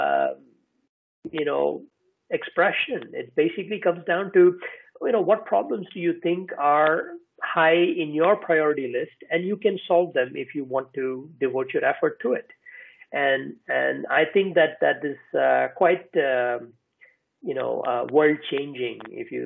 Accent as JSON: {"language": "English", "country": "India", "also_born_or_lived": "United States", "moved": "yes", "lives_now": "Iceland", "said": "I'm from India, I live in Iceland, I've lived in the US"}